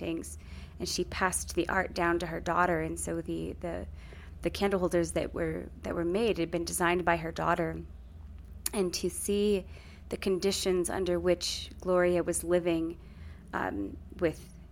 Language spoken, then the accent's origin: English; New Mexico, United States; growing up in New Mexico